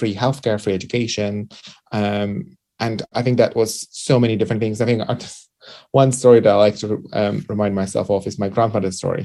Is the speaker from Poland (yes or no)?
yes; Poland; accent: Eastern European or Central Europe; moved away; I think I grew up in Poland, and when I was educated in Poland